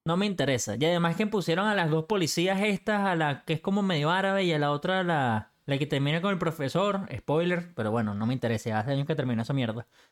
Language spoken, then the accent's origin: Spanish; Venezuela; como decimos en Venezuela